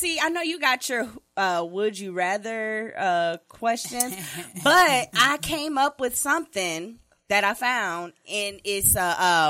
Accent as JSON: {"language": "English", "region": "Minnesota", "country": "United States", "said": "I'm from Minnesota, so I got to party with him down to the damn Paisley Park."}